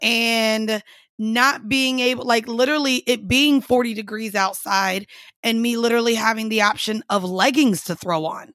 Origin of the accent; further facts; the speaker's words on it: Orlando, Florida, United States; moved away; I grew up in Orlando.